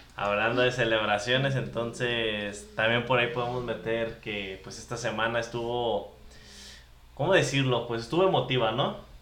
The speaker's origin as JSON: {"language": "Spanish", "country": "Mexico", "said": "En nuestra infancia, nosotros, eh, como buenos mexicanos, pues seguidores de la lucha libre"}